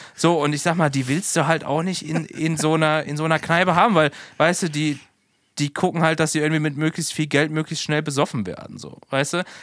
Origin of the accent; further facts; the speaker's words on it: Oberrad, Hesse, Germany; es gibt den Oberrat, da wo ich herkomme, ne, da wo ich geboren und aufgewachsen bin